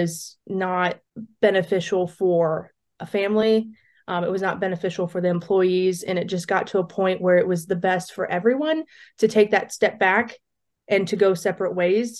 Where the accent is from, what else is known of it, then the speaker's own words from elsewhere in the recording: Southwest Ohio, United States; I am originally from Southwest Ohio, and I grew up on a very diverse farm operation